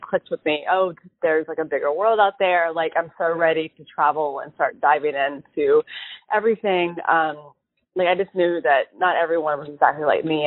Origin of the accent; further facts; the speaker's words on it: Charlotte, North Carolina, United States; I grew up in Charlotte, North Carolina